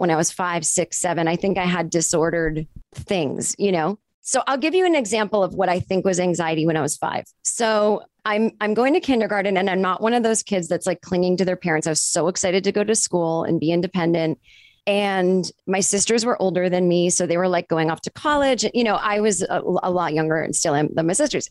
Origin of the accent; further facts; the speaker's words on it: a suburb 25 minutes outside of Boston, Massachusetts, United States; I grew up in Massachusetts in a suburb, uh, like 25 minutes outside of Boston